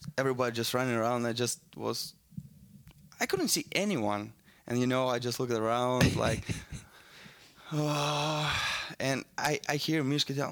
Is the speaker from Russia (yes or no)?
yes; Balashikha, Moscow Oblast, Russia; English is a second language; moved away; I was born around, outside of Moscow